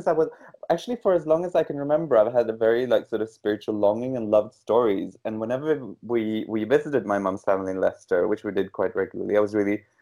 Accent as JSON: {"language": "English", "country": "Norway", "tie": "born or raised there", "said": "me being a brown kid growing up in a very, very white part of Norway"}